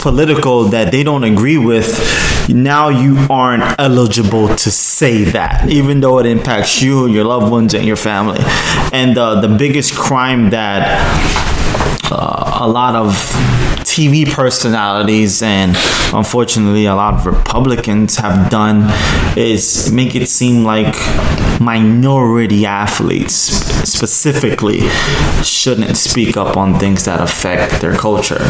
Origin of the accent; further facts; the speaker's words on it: New York City, New York, United States; growing up in Brooklyn